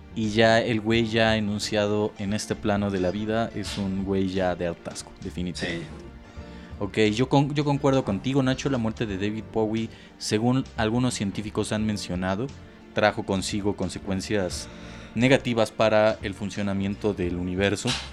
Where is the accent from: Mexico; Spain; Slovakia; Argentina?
Mexico; para nosotros como mexicanos